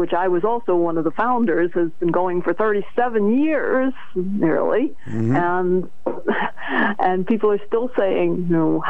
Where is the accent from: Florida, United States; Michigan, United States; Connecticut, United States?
Connecticut, United States; Norwich; Growing up in Norwich, I loved it.